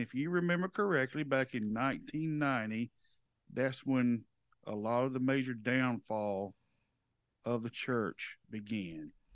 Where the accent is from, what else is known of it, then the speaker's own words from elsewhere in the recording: the South, United States; we're from the South